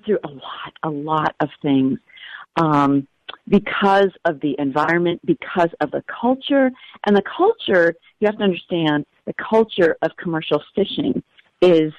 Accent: New Hampshire, United States; moved away as an adult; also born or lived in Ohio; now in Alaska, United States; I grew up in New Hampshire

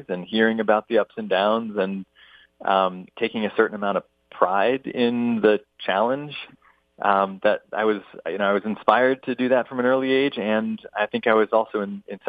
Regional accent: Providence, Rhode Island, United States; now in Boston, United States; I was born in Providence, Rhode Island, and I grew up there, not far from where I live now in Boston, Massachusetts

